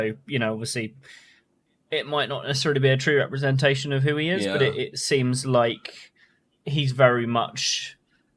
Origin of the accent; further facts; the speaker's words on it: England, United Kingdom; I'm English.